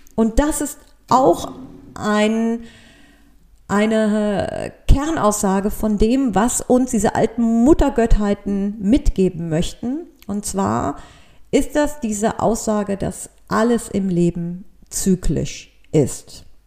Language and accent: German; Cologne, North Rhine-Westphalia, Germany; für mich als Kölnerin